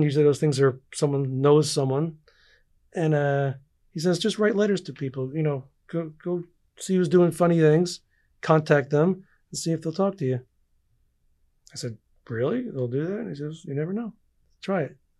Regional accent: East Coast, United States; I grew up like anyone on the East Coast

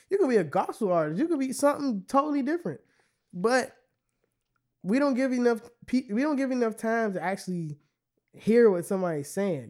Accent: Temple Hills, Maryland, United States; I'm from Temple Hills.

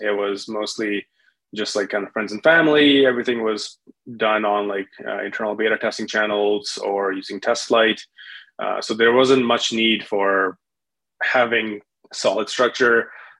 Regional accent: Winnipeg, Manitoba, Canada; that was out of Winnipeg. That was my previous home. That was my hometown in Canada.

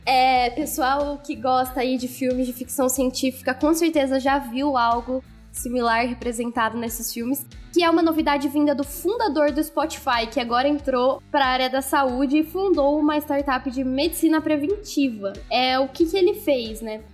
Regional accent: Brazil; como bons brasileiros

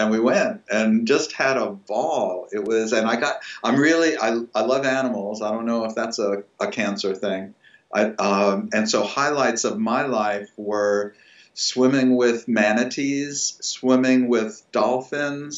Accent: New York City, New York, United States; I was born in the Bronx. I'm a Bronx boy

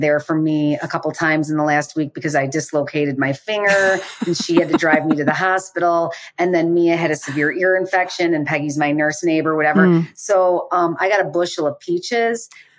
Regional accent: Chicago, Illinois, United States; we're from Chicago

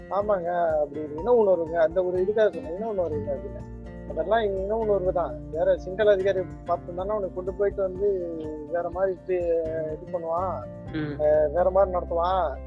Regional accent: Ariyalur, Tamil Nadu, India; நாங்க அரியலூர்

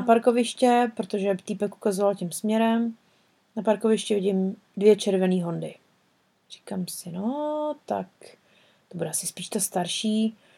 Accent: Czechia; moved away; jsme z České republiky

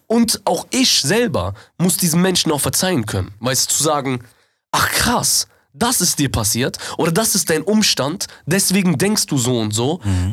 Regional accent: Germany; wir sind Deutsche

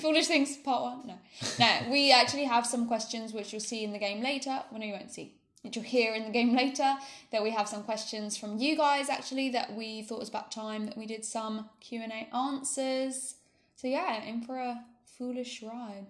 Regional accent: United Kingdom; now in Spain; We're a British couple living in Spain

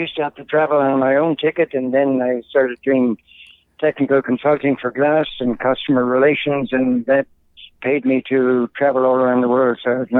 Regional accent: Ireland; moved away as an adult; also born or lived in England / Canada; I'm Irish-born, grew up there

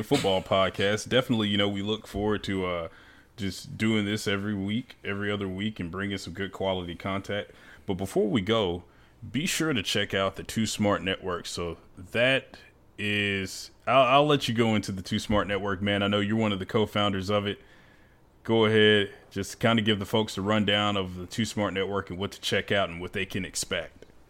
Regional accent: United States; now in Raleigh, United States; Memphis being close to my hometown

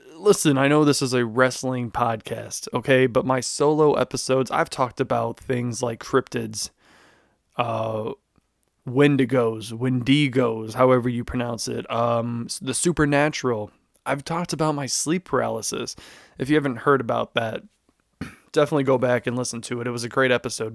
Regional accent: Chicago, Illinois, United States; I'm from Chicago, born and raised

